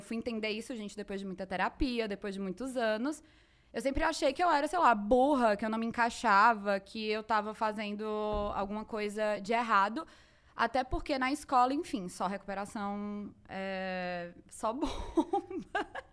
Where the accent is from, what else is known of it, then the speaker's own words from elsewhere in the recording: Fortaleza, Ceará, Brazil; nasci em Fortaleza, Ceará, minha terra.